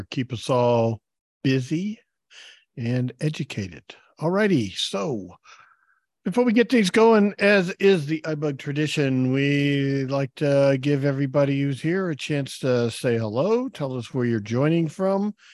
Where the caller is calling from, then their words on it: Dallas, Texas, United States; I'm joining from Dallas, Texas.